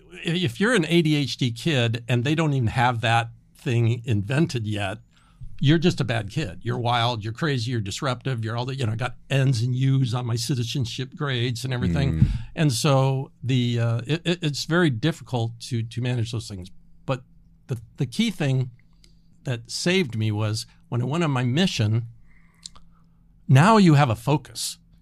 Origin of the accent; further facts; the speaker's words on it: Los Angeles, California, United States; So, you know, life's good growing up in Los Angeles in the church. It was really great.